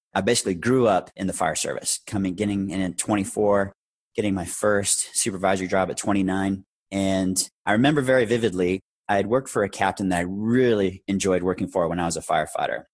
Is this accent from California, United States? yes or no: yes; Orange County, Southern California, United States; moved away as an adult; also born or lived in Arizona; I moved to Arizona when I was 20 from Southern California, from Orange County, to continue my education and to pursue a career in the fire service in Arizona where I was born